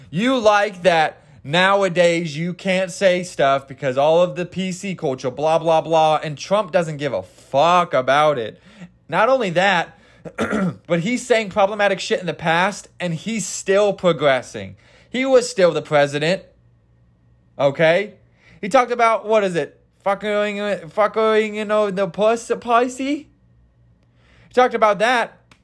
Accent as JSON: {"language": "English", "region": "Kansas", "country": "United States", "said": "I'm country. I'm, I'm, I'm from Kansas"}